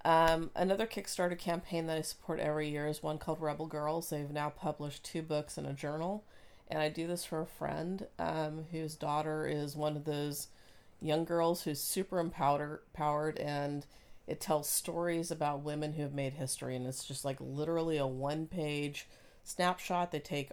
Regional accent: Oregon, United States; now in Washington, United States; But I'm from Oregon.

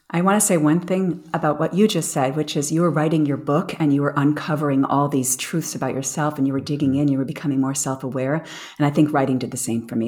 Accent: United States; moved away as an adult; now in Europe; I'm American. I feel very American.

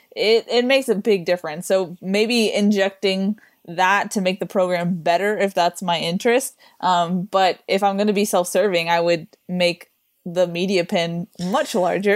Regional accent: Orange County, California, United States; moved away as an adult; now in Los Angeles, United States; I'm from Orange County

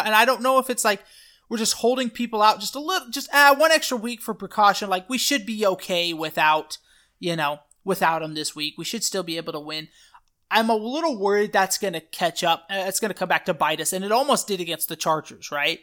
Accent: United States; I'm an American

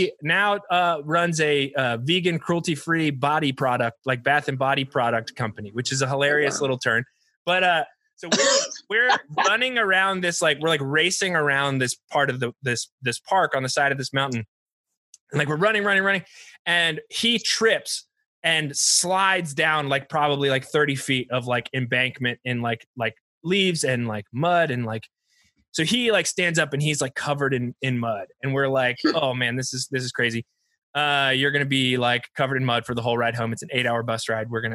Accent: eastern coast of North Carolina, United States; moved away; I'm from North Carolina, and the eastern coast of North Carolina

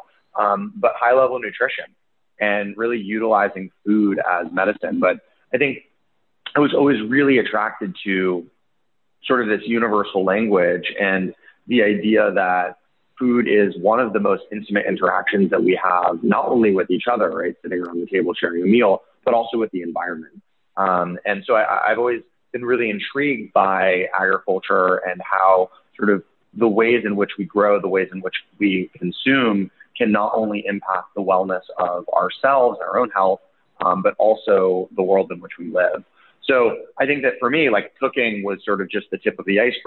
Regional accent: Boulder, Colorado, United States; moved away as an adult; I grew up in Boulder, Colorado

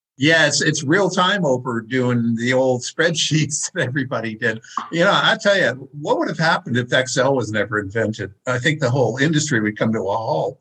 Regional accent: Maine, United States; I'm from Maine

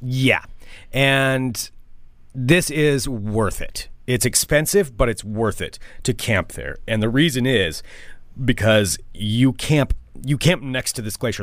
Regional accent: Oregon, United States; we're from Oregon

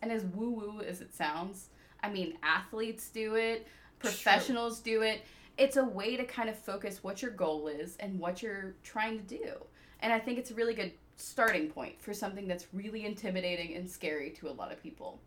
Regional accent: Peachtree City, Georgia, United States; also born or lived in South Africa / Jacksonville, Florida; I was born in South Africa, moved to the US when I was six years old. So, I am the daughter of immigrants. Um, I grew up in Peachtree City, Georgia

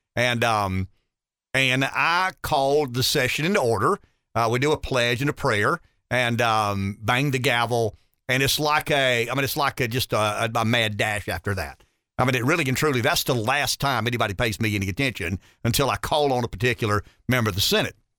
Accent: the South, United States; being a Southerner

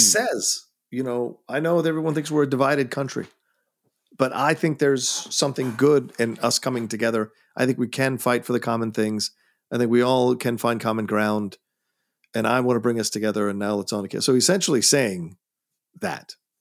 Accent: United States; I can only speak as an American 'cause that's the only culture I've grown up

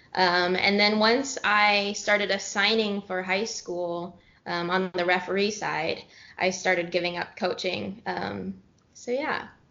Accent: San Jose, California, United States; moved away as an adult; also born or lived in Los Gatos, California / Santa Barbara, California / Dallas, Texas; I grew up in California. I am originally from San Jose, and then I went to high school in Los Gatos High

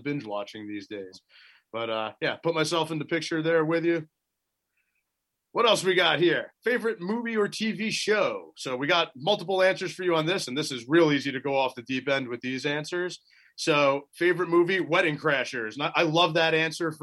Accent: New Jersey, United States; My home state of New Jersey

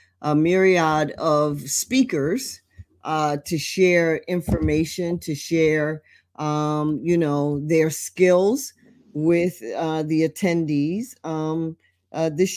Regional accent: Trenton, New Jersey, United States; in Trenton, my hometown

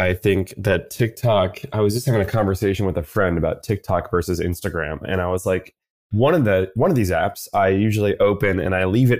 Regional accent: New York City, New York, United States; But for the listener, I'm born and raised in New York City. That's all I know, that in terms of a childhood

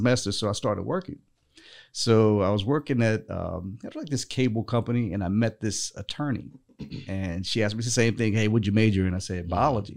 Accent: North Carolina, United States; I was actually born and raised in North Carolina

